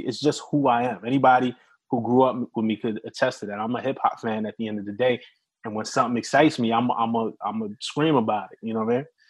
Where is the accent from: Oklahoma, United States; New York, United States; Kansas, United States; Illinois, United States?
New York, United States; New York City; we're both from Brooklyn